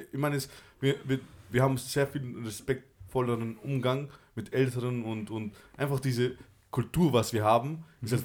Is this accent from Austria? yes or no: yes; Austria; ich bin halt hier geboren und ähm, ich bin halt ursprünglich aus Kosovo